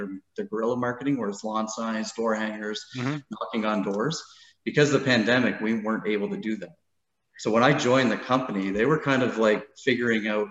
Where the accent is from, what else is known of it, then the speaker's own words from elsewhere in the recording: Burlington, Ontario, Canada; I grew up in Burlington